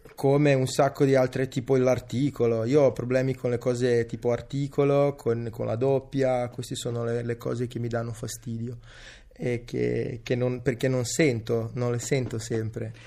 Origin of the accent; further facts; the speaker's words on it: Veneto, Italy; Italian is a second language; sono linguisticamente cresciuto nel Veneto. Io ho imparato l'italiano giocando a rugby a Mira e andando a scuola a Mestre